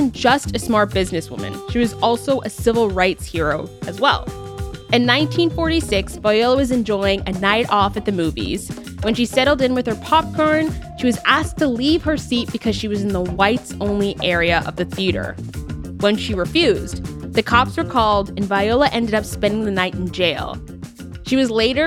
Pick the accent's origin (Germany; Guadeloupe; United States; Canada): Canada; I'm Canadian